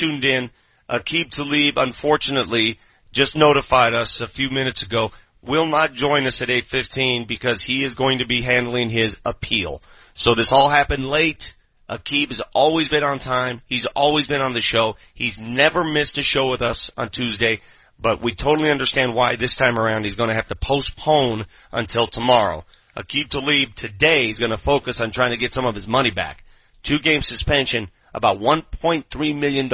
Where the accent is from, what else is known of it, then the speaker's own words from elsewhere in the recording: Denver, Colorado, United States; I grew up in North Denver